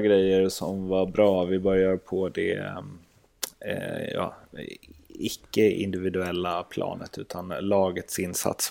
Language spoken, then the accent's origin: Swedish; Sweden; som svensk